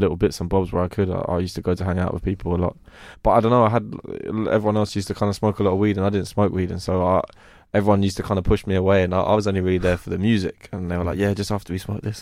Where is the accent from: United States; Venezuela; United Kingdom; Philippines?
United Kingdom; London; also born or lived in Croydon / Streatham / Brixton; I grew up in West Norwood and I moved to Croydon. Um, so I kind of, all around Strip, Stretton and Brixton, that, that kind of whole area of South was where I was brought up.